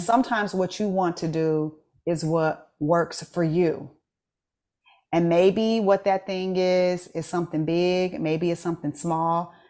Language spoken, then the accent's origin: English; United States; as an American who doesn't speak French